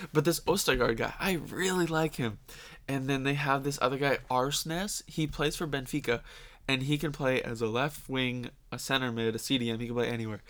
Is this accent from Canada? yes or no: yes; Canada; we're Canadian